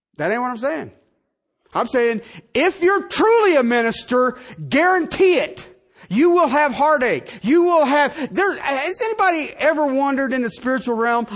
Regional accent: United States; I'm an American. I live in this country

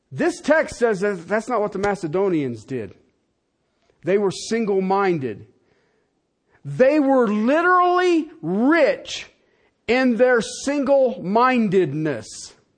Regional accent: United States; as an American

